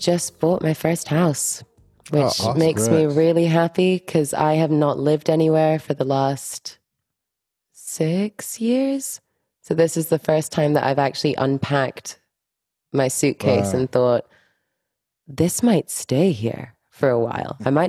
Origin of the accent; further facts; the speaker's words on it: Miami, Florida, United States; born there; English is a second language; So I was born in Miami.